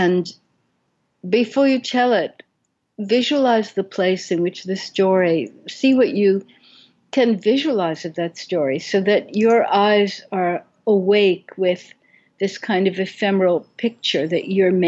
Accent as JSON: {"language": "English", "town": "Brooklyn", "region": "New York", "country": "United States", "tie": "born or raised there", "said": "I was 6 years old and growing up in Brooklyn"}